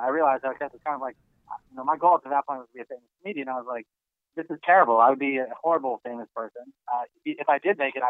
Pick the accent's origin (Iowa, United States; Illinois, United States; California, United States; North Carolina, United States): California, United States; Los Angeles; I was born and raised in Los Angeles. I'm from here, yeah. I grew up in Studio City in the Santa Ana Valley